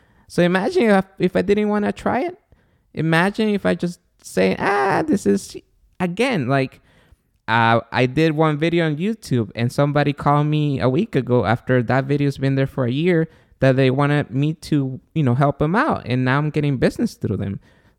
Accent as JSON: {"language": "English", "country": "Guatemala", "said": "So I'm from Guatemala, my girlfriend and the mother of my son."}